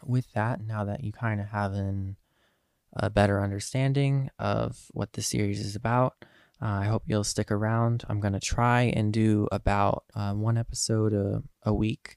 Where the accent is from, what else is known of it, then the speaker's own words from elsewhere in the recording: Eastern Pennsylvania, United States; I am from Eastern Pennsylvania.